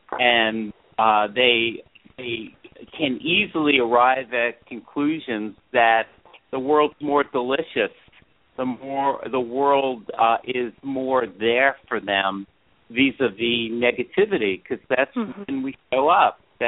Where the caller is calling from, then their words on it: Chico, California, United States; I was just saying that I am live from Chico, California.